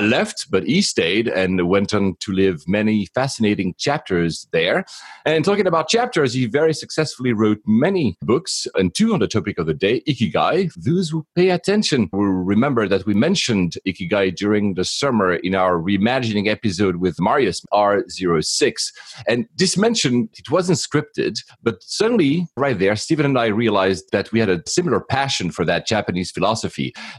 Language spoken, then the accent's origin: English; Geneva, Switzerland; born there; I was born in Geneva, that's where CERN is.